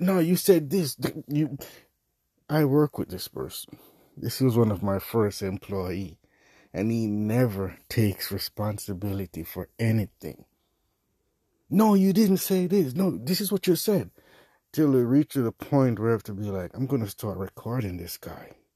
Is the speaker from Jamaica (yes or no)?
yes; Jamaica; I'm Jamaican